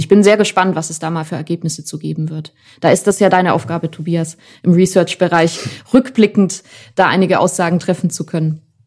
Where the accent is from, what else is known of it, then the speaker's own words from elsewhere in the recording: Germany; bei uns in Deutschland